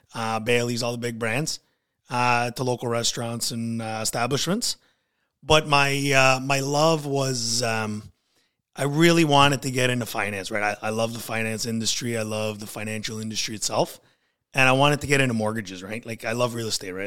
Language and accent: English; Niagara Falls, Ontario, Canada; now in Port Colborne, Canada; I was born and raised in, uh, Niagara Falls